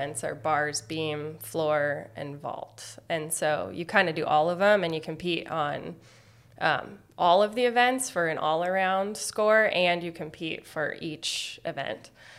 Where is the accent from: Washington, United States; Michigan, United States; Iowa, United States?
Iowa, United States; Des Moines; moved away as an adult; also born or lived in California; now in Bellingham, United States; I am from the Midwest. I grew up in Des Moines, Iowa.